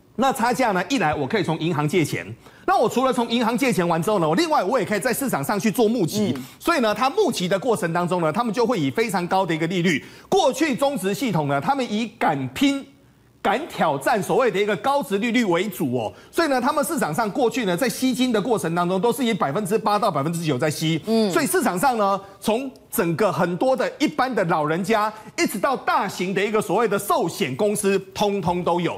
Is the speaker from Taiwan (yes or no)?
yes; Taiwan; 我们台湾人